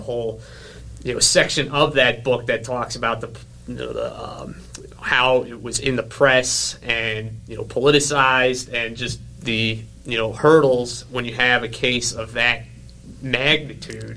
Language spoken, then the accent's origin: English; New York City, New York, United States; accent: New York; now in Illinois, United States; I'm originally from Staten Island, which is just basically oh, yeah. an extension of New Jersey.